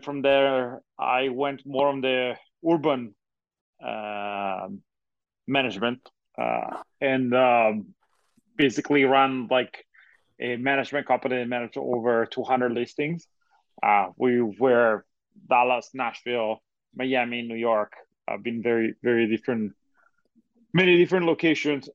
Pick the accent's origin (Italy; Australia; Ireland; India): Italy; now in United States; I'm originally from Europe, uh, from Italy, uh, to be more precise